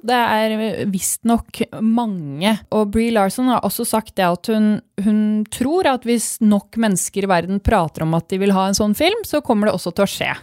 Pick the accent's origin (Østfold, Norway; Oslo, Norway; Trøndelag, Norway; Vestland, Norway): Østfold, Norway; Fredrikstad; jeg er fra Fredrikstad